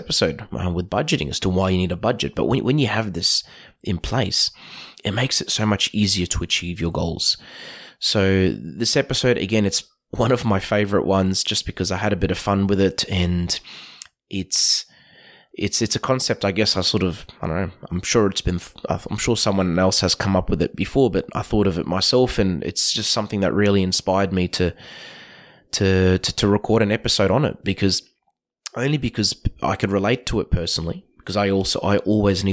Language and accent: English; Queensland, Australia; my experience as a Queenslander growing up